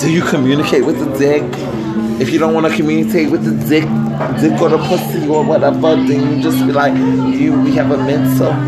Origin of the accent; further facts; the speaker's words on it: Dominican Republic; moved away; I've been to DR, my home country